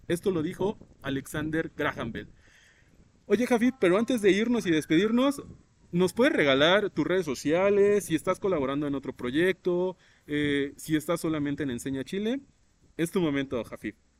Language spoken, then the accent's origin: Spanish; Mexico; la tenemos acá en México